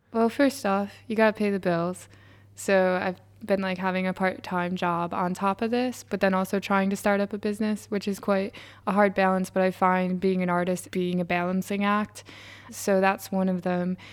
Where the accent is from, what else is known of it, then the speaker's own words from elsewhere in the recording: New York, United States; moved away as an adult; now in Sunderland, United Kingdom; am from New York or, like, I also went there in university